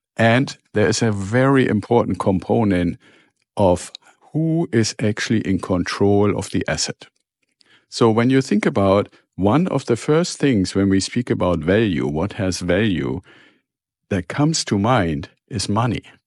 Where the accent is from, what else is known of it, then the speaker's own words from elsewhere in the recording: Germany; moved away; I'm originally from Germany